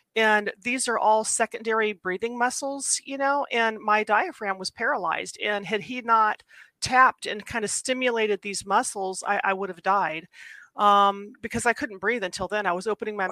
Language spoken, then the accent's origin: English; Ohio, United States; I grew up in Ohio.